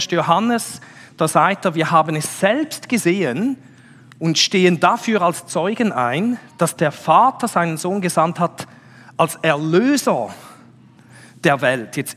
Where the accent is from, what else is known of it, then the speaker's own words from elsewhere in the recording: Switzerland; Das ist so ein bisschen wie wenn wir als Schweizer würden sagen, Berg.